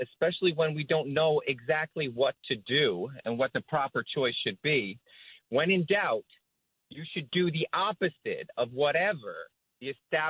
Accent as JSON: {"language": "English", "country": "United States"}